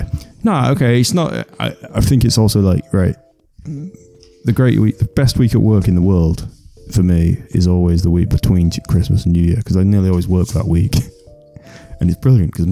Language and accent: English; England, United Kingdom; I'm English.